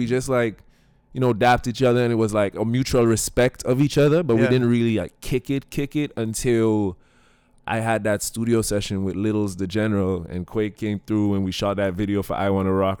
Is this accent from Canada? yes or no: no; St. Lucia; all right, I come in from St. Lucia, right?